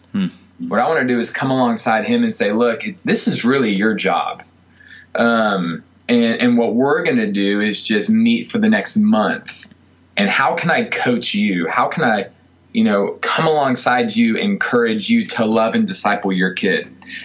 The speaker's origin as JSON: {"language": "English", "region": "the South", "country": "United States", "said": "I mean, I know I'm from the South, and I know there's rednecks everywhere, but it's wheelbarrow, not wheelbarrow."}